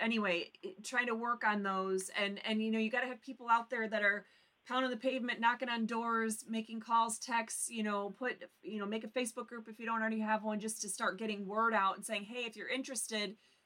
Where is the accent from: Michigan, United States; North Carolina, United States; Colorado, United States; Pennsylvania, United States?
Michigan, United States; the UP; born or raised there